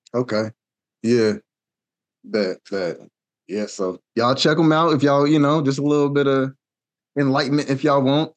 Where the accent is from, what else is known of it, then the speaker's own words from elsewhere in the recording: Wichita, Kansas, United States; I'm from Wichita, uh, Kansas